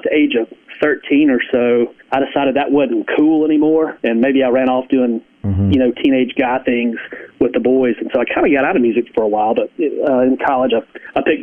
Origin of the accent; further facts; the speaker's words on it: Greenville, Mississippi, United States; I grew up around music, grew up in Greenville, like you said, just about a mile south, the Winterville Indian Mounds.